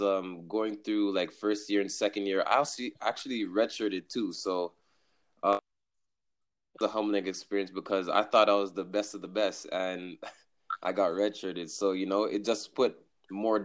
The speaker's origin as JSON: {"language": "English", "town": "Montreal", "region": "Quebec", "country": "Canada", "tie": "born or raised there", "moved": "yes", "lives_now": "Brampton, Canada", "said": "I'm a Montreal native. I was born in Montreal, NDG. And right now, currently, my hometown is Brampton, Ontario."}